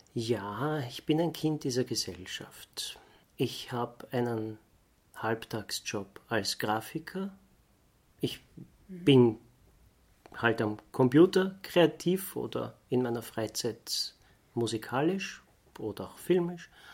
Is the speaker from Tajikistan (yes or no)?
no; Vienna, Austria; bin ich Wiener.